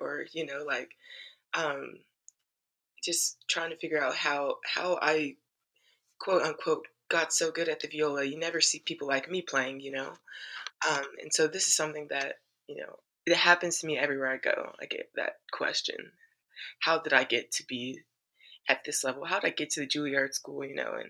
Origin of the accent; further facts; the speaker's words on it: Tallahassee, Florida, United States; moved away as an adult; now in New York, United States; I grew up in Florida